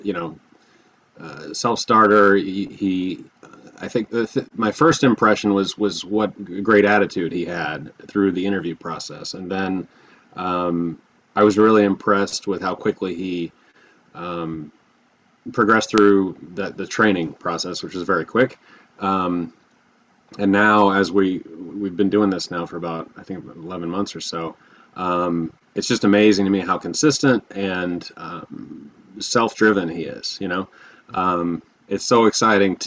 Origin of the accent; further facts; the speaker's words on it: Texas, United States; also born or lived in Hilton Head Bluffton area, South Carolina; now in Bluffton, United States; I grew up in Texas. I currently live in the Hilton Head Bluffton area of South Carolina